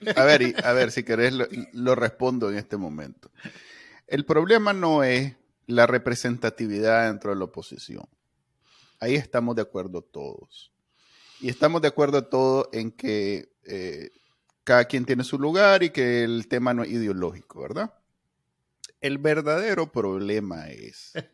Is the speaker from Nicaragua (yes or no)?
yes; Nicaragua; somos un país conservador